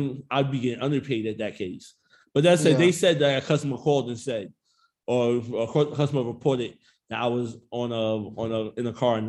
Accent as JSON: {"language": "English", "town": "New York City", "region": "New York", "country": "United States", "said": "I'm from Jamaica, Queens"}